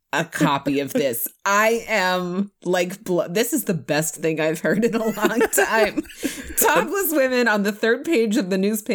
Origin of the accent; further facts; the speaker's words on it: Canada; Oh my God, like I'm so Canadian